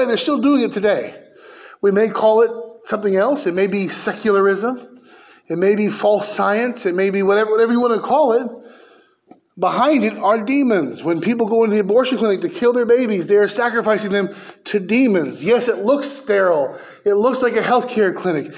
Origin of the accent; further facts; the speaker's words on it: United States; I'm an American